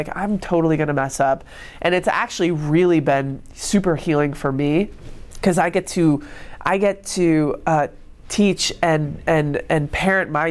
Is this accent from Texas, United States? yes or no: no; Rochester, New York, United States; growing up in Rochester